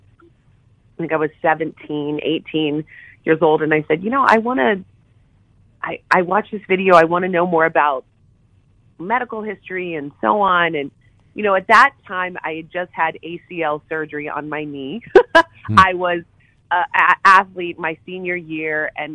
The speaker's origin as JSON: {"language": "English", "town": "Morgantown", "region": "West Virginia", "country": "United States", "tie": "born or raised there", "said": "growing up in Morgantown together"}